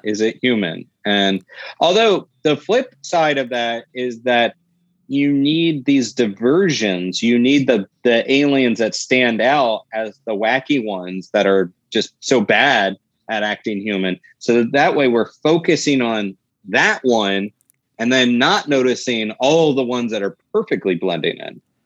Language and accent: English; Florida, United States; my home state of Florida